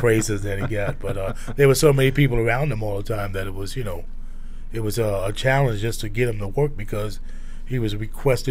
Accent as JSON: {"language": "English", "town": "New York City", "region": "New York", "country": "United States", "tie": "born or raised there", "moved": "yes", "said": "where we grew up in South Brooklyn"}